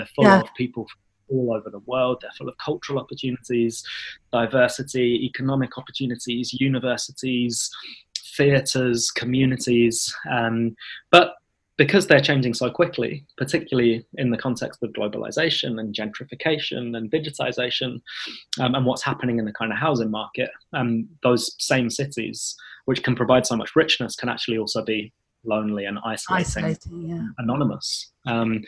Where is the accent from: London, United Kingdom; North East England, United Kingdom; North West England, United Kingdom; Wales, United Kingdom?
London, United Kingdom; the community that I was born and raised in North London